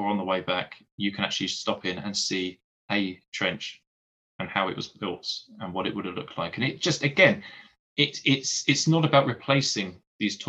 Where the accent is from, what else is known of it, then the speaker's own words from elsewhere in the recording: Essex, East of England, United Kingdom; growing up in Essex